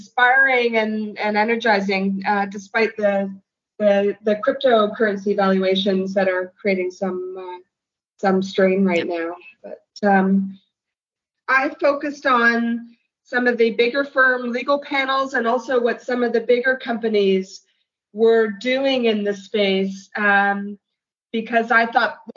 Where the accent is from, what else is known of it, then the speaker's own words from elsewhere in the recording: New York City, New York, United States; As a New Yorker